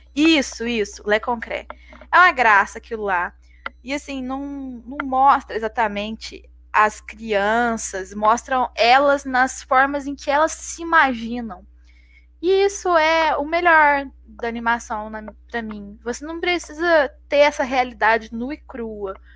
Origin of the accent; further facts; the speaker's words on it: Minas Gerais, Brazil; a gente é mineiro